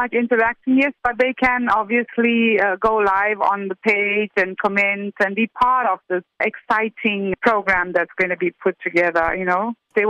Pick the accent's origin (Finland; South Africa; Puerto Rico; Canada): South Africa; We're proudly South African.